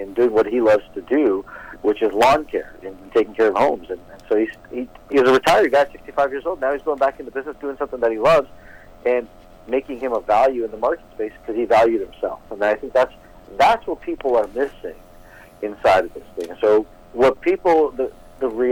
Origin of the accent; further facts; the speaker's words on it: Toronto, Ontario, Canada; growing up in Toronto, Canada, but living in an Eastern Indian family